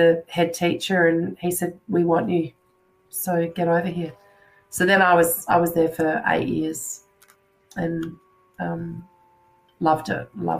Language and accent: English; England, United Kingdom; born there; And I was born in England, actually, myself.